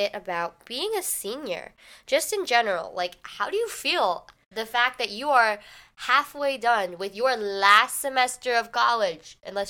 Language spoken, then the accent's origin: English; United States; also born or lived in China; I was adopted from China by a predominantly white family. Mm-hmm. And so, like, culturally-wise, for the most part, I'm more American, like, textbook American, you know?